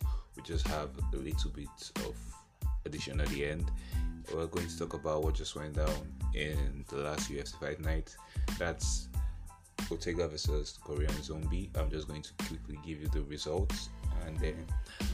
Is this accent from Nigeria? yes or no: yes; Nigeria; I am a Nigerian